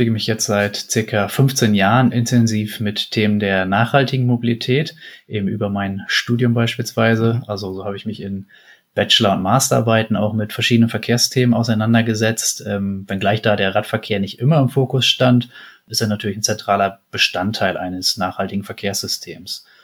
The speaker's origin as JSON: {"language": "German", "region": "Lower Saxony", "country": "Germany", "tie": "born or raised there", "said": "Ich komme gebürtig aus dem Emsland, einer sehr fahrradaffinen Region."}